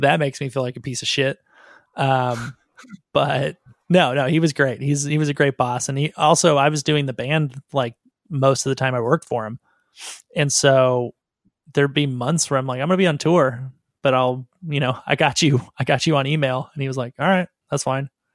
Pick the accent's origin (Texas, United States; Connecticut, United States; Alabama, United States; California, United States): California, United States; Southern; I'm from Southern California, and so it was easy to move to Hollywood